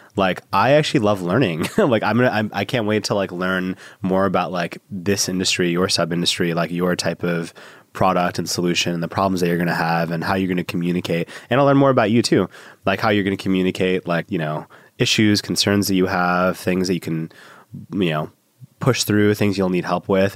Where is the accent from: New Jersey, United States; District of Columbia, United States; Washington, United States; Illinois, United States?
Illinois, United States; Chicago; I was born in Chicago